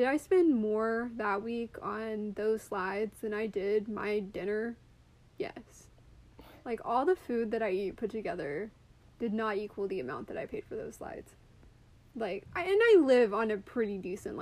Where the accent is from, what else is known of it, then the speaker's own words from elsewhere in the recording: Arkansas, United States; I grew up in Arkansas